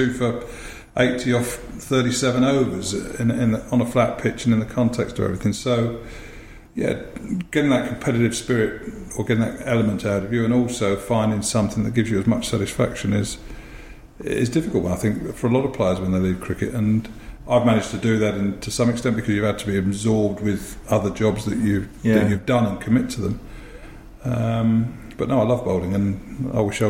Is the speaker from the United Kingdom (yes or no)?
yes; Harrow, London, United Kingdom; also born or lived in Lancashire / Pinner; always lived in Harrow